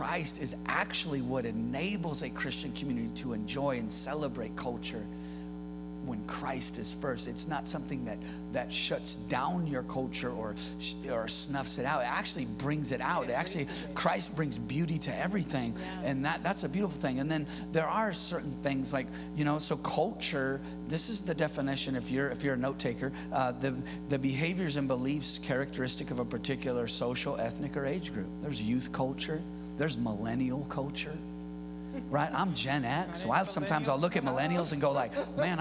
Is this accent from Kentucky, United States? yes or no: no; California, United States; I'm born and raised in California.